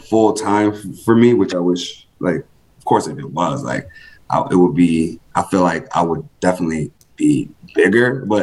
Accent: Rochester, New York, United States; moved away as an adult; now in Buffalo, United States; I'm from Rochester, been in Buffalo since 2011

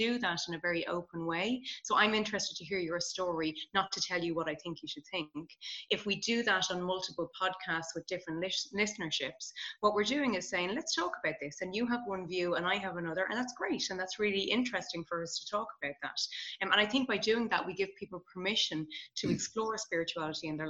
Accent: Ireland; I'm Irish.

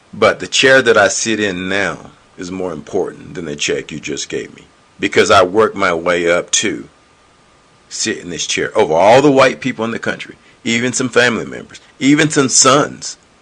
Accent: North Carolina, United States; moved away as an adult; also born or lived in Mountain Home, Idaho / Boise, Idaho; now in Utah, United States; I'm from originally from North Carolina on the East Coast

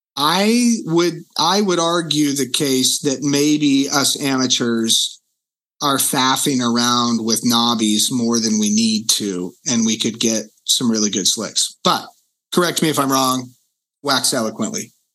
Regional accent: Reading, Pennsylvania, United States; moved away; the city I grew up in in Reading

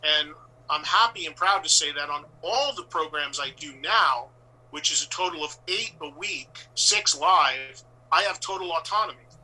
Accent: West Orange, New Jersey, United States; a few towns over from where I grew up in West Orange, New Jersey

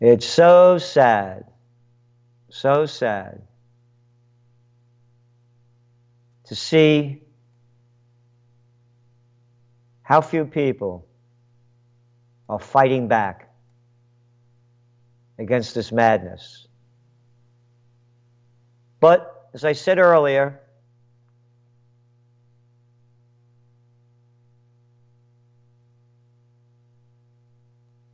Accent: United States; I am an American born to be free

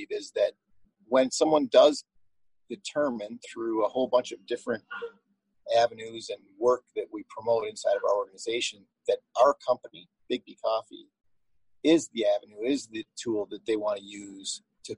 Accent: Detroit, Michigan, United States; my home community, my hometown

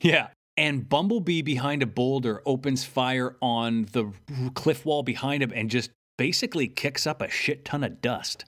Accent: Canada; I'm Canadian.

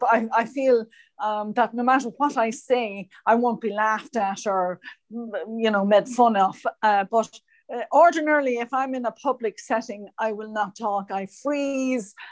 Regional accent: Ireland; moved away as an adult; also born or lived in United States; when I moved home from America, I found it very, very difficult um, to settle back in Ireland again

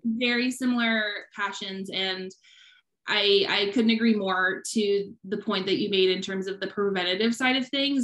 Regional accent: Midwest, United States; moved away; also born or lived in Hawaii; We're both from the Midwest

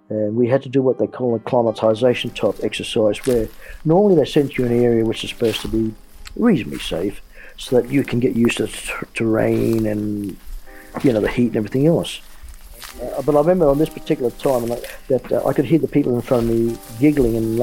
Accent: Asquith, New South Wales, Australia; also born or lived in Miri, Malaysia; I was original Asquith high school boy

